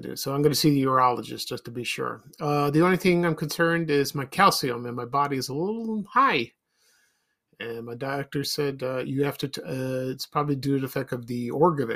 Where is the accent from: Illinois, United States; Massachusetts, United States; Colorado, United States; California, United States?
Illinois, United States; Chicago; I grew up in South Shore, Roseland, and then to Ashburn